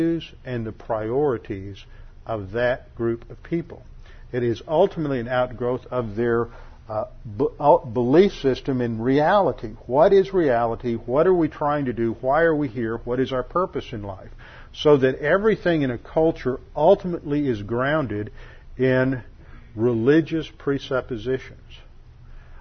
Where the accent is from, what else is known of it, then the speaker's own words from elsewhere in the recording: United States; we grew up in the United States of America, where we had tremendous freedom to hear about God